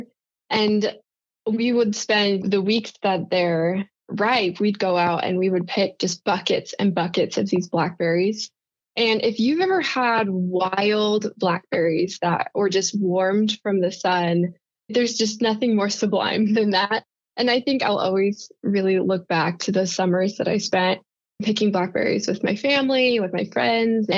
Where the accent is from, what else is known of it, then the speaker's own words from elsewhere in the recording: Washington, United States; moved away as an adult; also born or lived in Utah; I was actually born in the Pacific Northwest in a tiny little logging town right at the base of Mount Rainier. So I say I'm from Seattle, Washington, but really I'm not. I'm from way out in the boonies in the mountains of Washington